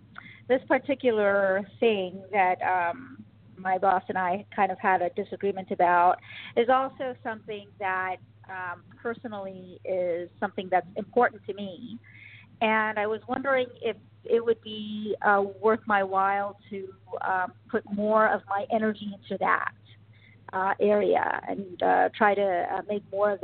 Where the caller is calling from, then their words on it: New York City, New York, United States; I'm calling from New York City.